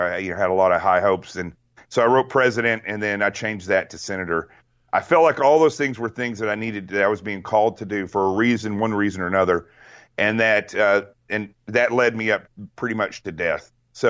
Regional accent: Arkansas, United States; Well, so I grew up in Arkansas in the middle of nowhere, and we had pump water in an outhouse

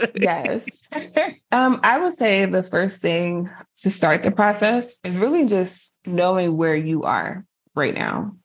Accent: New Jersey, United States; I'm from Jersey

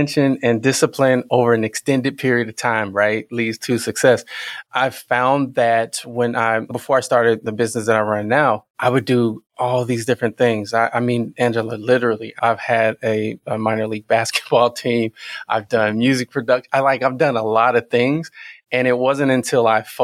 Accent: Mounds, Illinois, United States; I'm originally from Mounds, Illinois, which is right by Carroll, Illinois

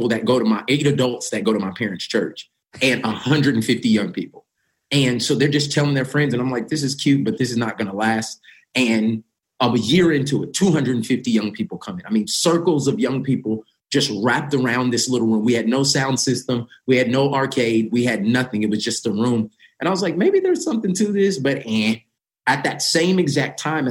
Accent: Tulsa, Oklahoma, United States; I'm born and raised in Tulsa, Oklahoma

